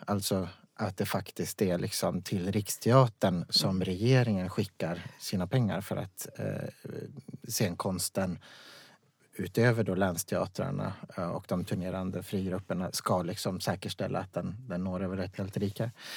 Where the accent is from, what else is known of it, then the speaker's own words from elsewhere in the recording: Vaplan, Jämtland, Sweden; moved away; jag kommer från Vaplan